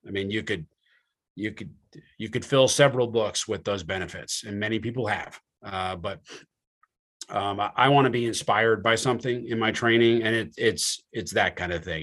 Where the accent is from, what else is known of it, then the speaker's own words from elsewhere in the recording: New Jersey, United States; I'm from New Jersey